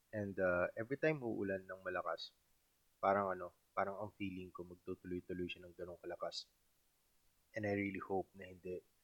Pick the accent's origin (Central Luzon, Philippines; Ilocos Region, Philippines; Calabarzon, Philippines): Central Luzon, Philippines; Subic; also born or lived in Olongapo City; taga-Subic ako and then nag-aral ako sa Olongapo City na 30 minutes drive lang